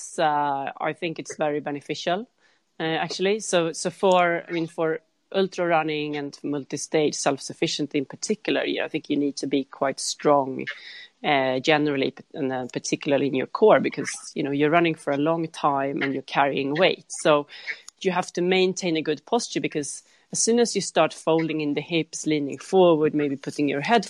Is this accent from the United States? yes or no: no; Sweden; I'm from Sweden